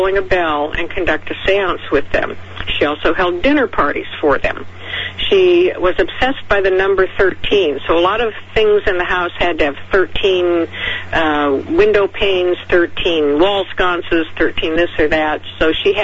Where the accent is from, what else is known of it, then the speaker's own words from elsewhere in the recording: Seattle, Washington, United States; Seattle is where I grew up, and I consider it my hometown